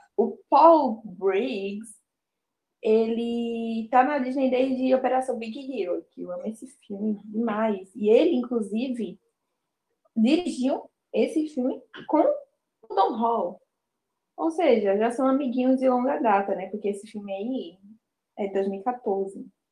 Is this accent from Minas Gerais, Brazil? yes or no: no; Olinda, Pernambuco, Brazil; eu sou daqui de Olinda